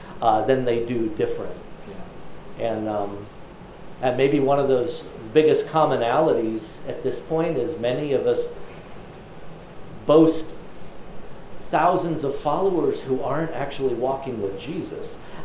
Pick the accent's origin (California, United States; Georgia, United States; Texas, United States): Texas, United States; And as a Texan Baptist, the emphasis I always saw was you don't need a mediator, you take your sins straight to God.